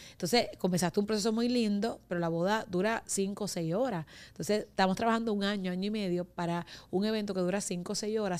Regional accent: Humacao, Puerto Rico; yo soy de la isla, que no sé de qué isla, porque de la isla somos todos, eh, yo soy de Humacao

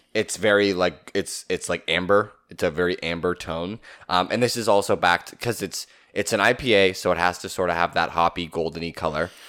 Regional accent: Southern Ontario, Canada; we are from Southern Ontario, Canada

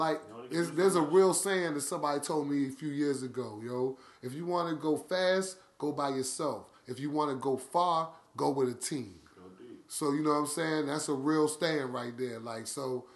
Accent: Washington, District of Columbia, United States; I'm from Uptown DC

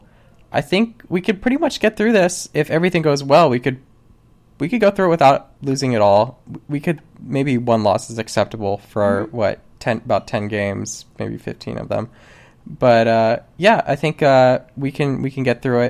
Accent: North Carolina, United States; moved away; growing up in North Carolina, watching UNC play

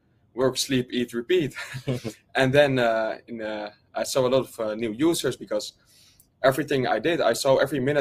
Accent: Netherlands; I'm from the Netherlands.

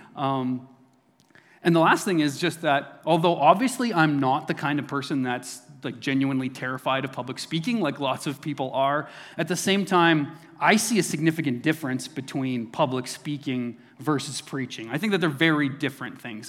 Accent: Neilburg, Saskatchewan, Canada; moved away; this is in my hometown of Newburgh, Saskatchewan. So this is where I was born and raised.

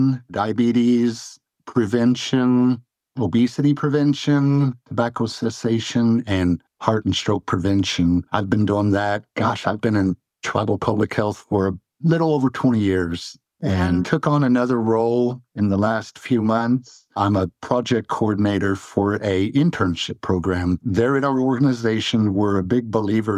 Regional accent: Deer Creek, Oklahoma, United States; now in Norman, United States; I am from Western Oklahoma, rural Western Oklahoma, from a Cheyenne community called Deer Creek, and just raised traditional

